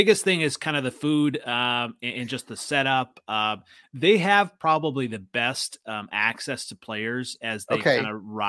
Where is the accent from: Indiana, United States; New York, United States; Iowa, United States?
Iowa, United States; also born or lived in Minnesota; now in Wisconsin, United States; So actually, I grew up in Iowa, and I still have the VHS of the …